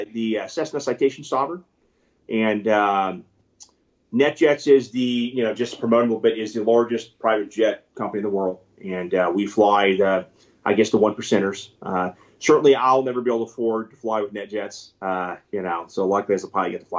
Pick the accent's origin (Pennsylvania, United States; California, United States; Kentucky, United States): California, United States; also born or lived in Mississippi; now in Texas, United States; I live in Texas. I was born in Mississippi, grew up in California